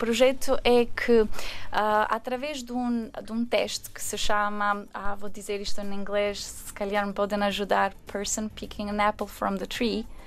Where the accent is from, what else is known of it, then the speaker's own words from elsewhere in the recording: Albania; Portuguese is a second language; now in Portugal; Só um, quando estava na Albânia, a minha avó estava sempre a ouvir as, a ver as telenovelas uh, brasileiras.